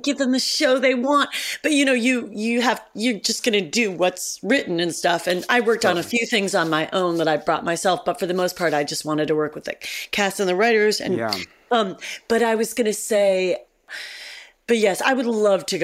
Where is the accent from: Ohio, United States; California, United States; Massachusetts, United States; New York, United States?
Ohio, United States; Cleveland; moved away; I was a girl from Cleveland